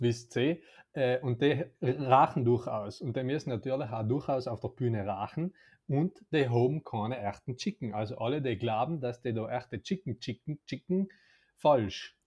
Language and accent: German; South Tyrol, Trentino-Alto Adige, Italy; als Südtiroler